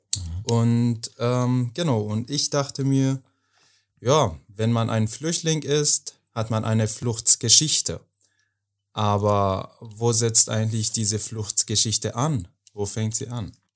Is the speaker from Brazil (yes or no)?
no; Afghanistan; German is a second language; now in Berlin, Germany; ich komme aus Afghanistan